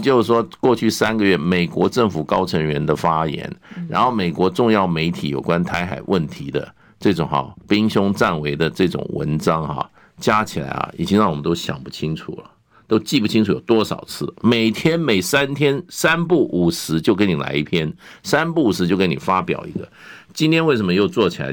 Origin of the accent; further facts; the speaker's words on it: Taiwan; 那再加上我们台湾这边呢